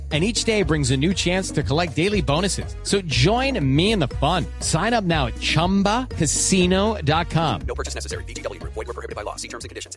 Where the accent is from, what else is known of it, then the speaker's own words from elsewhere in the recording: Pacific region, Colombia; todo el equipo de trabajo que somos de provincia, del Pacífico